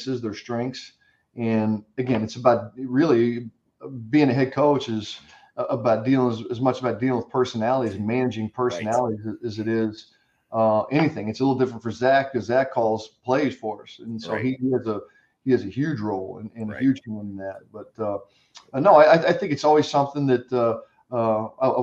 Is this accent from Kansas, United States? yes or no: yes; Kansas, United States; moved away as an adult; also born or lived in Charlotte; It was close to home for me. It's about 2 hours from my hometown